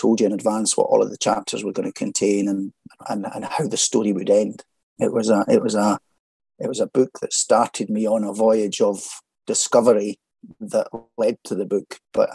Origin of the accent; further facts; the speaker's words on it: Falkirk, Scotland, United Kingdom; also born or lived in Edinburgh; Grew up and born and bred in Falkirk in central Scotland